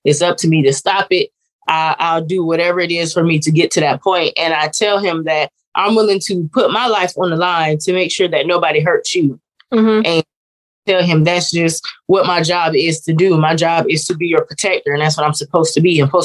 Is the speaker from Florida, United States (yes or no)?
yes; Jacksonville, Florida, United States; also born or lived in Decatur, Illinois; I was born in Decatur, Illinois, and I grew up in Jacksonville, Florida